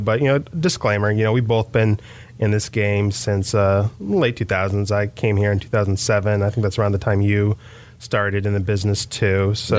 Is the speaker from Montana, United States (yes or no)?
yes; Montana, United States; But I remember when I came down here from Montana